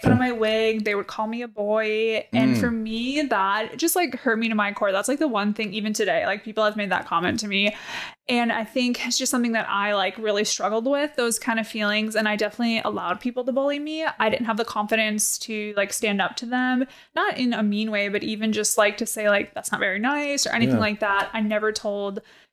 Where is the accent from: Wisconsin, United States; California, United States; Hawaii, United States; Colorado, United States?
Wisconsin, United States; I grew up in Wisconsin